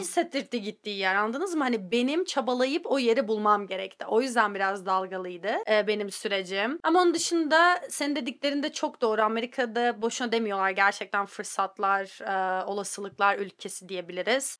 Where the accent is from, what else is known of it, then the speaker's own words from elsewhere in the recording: Antalya, Turkey; moved away as an adult; also born or lived in Istanbul; now in United States; Ben Antalyalıyım bu arada İstanbullu değilim.